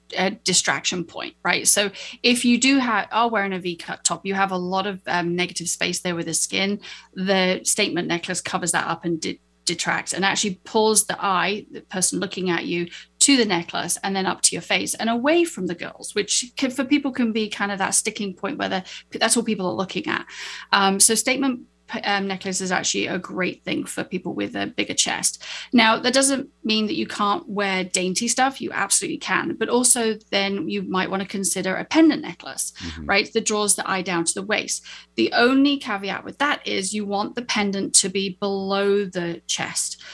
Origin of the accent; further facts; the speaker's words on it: United Kingdom; I'm a Brit